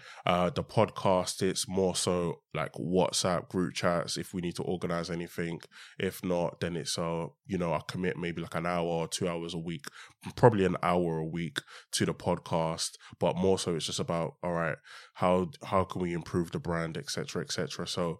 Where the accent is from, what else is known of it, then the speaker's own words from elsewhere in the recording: Stratford, London, United Kingdom; also born or lived in Hackney; Yeah. So I was born in Hackney, but very early on, I moved to Newham. So I moved to Stratford when I was about eight. I'm in Stratford.